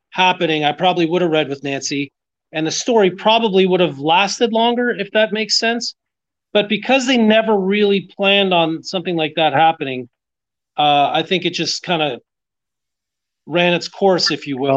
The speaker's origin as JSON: {"language": "English", "town": "Montreal", "region": "Quebec", "country": "Canada", "tie": "born or raised there", "also_born_or_lived": "Florida", "moved": "as an adult", "said": "growing up in Montreal"}